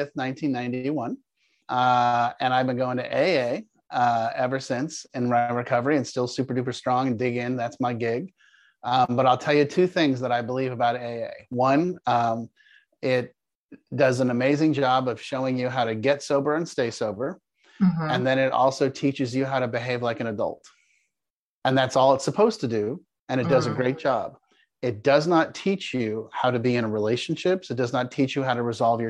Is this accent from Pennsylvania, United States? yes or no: no; Palo Alto, California, United States; moved away as an adult; also born or lived in Denver, Colorado; now in Jacksonville, United States; I grew up in Palo Alto, California. I was born at Stanford University. You're actually speaking to a fourth generation California native.